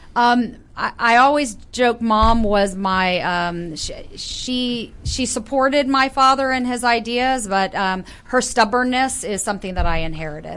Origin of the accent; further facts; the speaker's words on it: Northern Virginia, United States; also born or lived in Florida; I was born in Florida, grew up in Northern Virginia, mm-hmm. moved away for a bit, and then came back to Northern